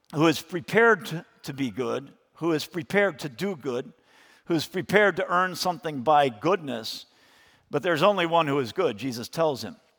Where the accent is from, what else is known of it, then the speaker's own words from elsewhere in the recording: United States; as American Christians